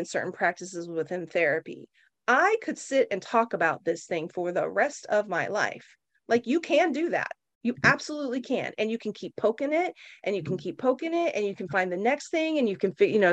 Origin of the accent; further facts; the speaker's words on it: Oklahoma, United States; now in San Francisco, United States; I grew up in Oklahoma.